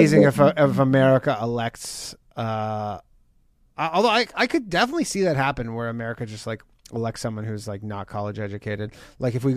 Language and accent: English; Canada; moved away; I'm Canadian